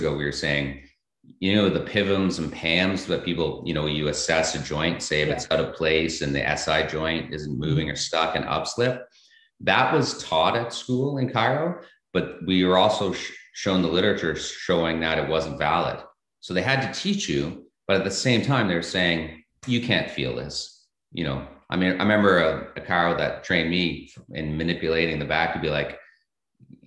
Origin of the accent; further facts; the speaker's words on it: Thunder Bay, Ontario, Canada; I grew up in Thunder Bay